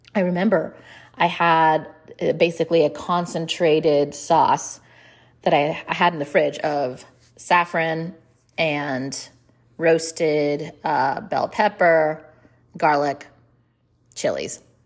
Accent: India; I'm Indian

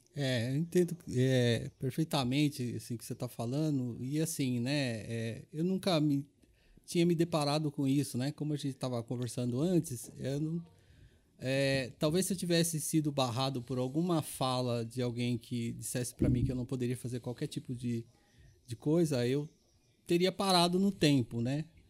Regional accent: São Paulo, Brazil; Eu sou paulistano, meus pais são baianos

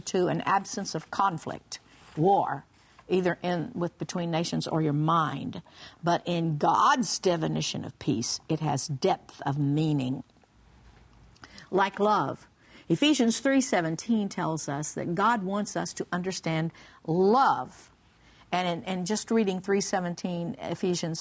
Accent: Oklahoma, United States; I grew up in Oklahoma

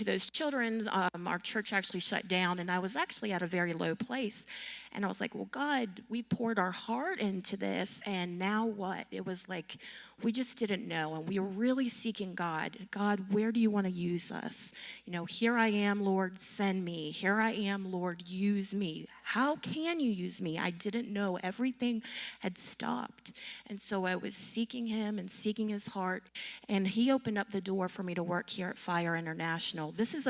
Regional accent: North Carolina, United States; moved away as an adult; We came from North Carolina. We just moved here about a year ago, and we served as children's pastors or children's ministers.

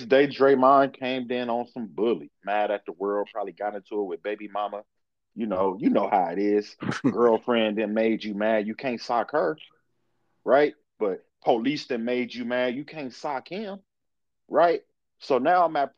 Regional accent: Compton, California, United States; I'm from Compton

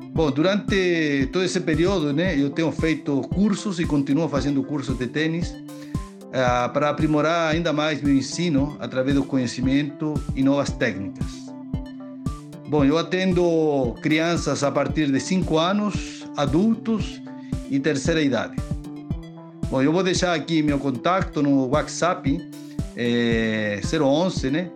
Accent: Chile; now in São Paulo, Brazil; sou chileno

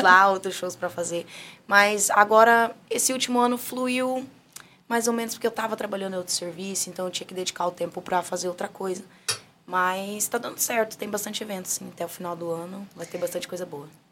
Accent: Bonito, Mato Grosso do Sul, Brazil; moved away; also born or lived in Campo Grande; eu sou de Bonito

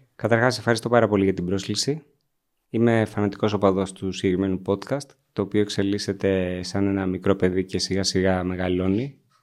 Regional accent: Agrinio, Western Greece, Greece; also born or lived in Corfu; κατάγομαι από το Αγρίνιο, γεννήθηκα στην Κέρκυρα

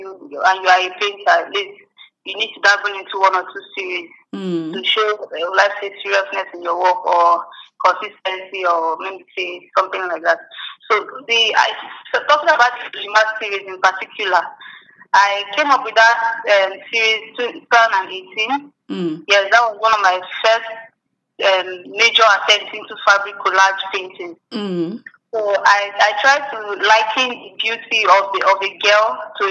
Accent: Zaria, Kaduna State, Nigeria; also born or lived in Delta State, Nigeria; I'm from Delta State, but I was born in Kaduna, Zaria, to be precise.

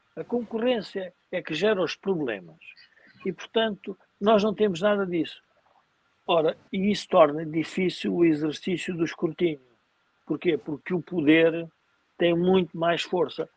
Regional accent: Portugal; nós, como portugueses

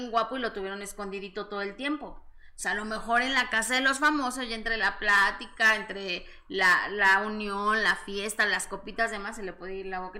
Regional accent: Mexico City, Mexico; No, soy mexicana. Rusa. Y además de, la Ciudad de México.

